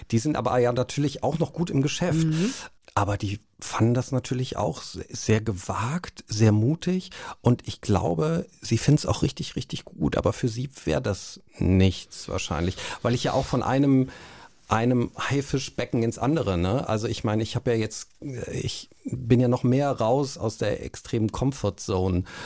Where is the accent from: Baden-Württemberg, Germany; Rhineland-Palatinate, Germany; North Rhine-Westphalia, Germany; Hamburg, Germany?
North Rhine-Westphalia, Germany; Cologne; ich bin ja in Köln groß geworden und natürlich ähm, nimmt man da diese Karnevalszeit mit, ne? als Urkölner